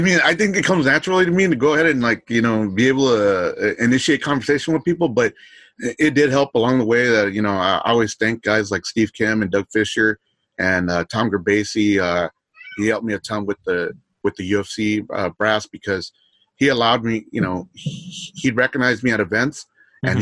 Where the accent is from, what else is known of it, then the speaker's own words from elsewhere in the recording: Los Angeles, California, United States; I'm from Los Angeles